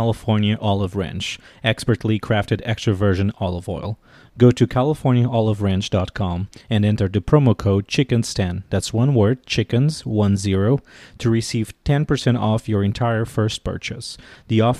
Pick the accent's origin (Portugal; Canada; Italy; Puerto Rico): Portugal; moved away as an adult; now in Washington, D.C., United States; I'm originally from Portugal, and I've been living in Washington, D.C. for the last 9 years